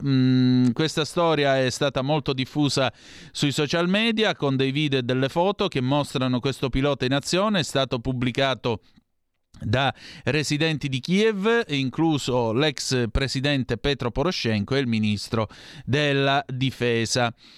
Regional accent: Calabria, Italy; dalle mie parti in Calabria

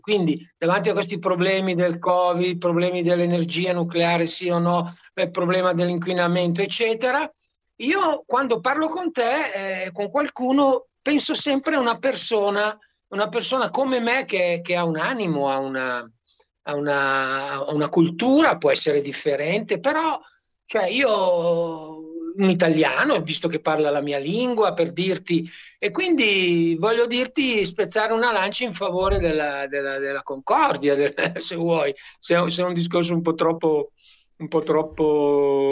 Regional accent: Brianza, Lombardy, Italy; moved away as an adult; also born or lived in Milan / Maremma; now in Roccastrada, Italy; io sono un brianzolo che poi è stato adottato a Milano e adesso sono adottato qui in Maremma

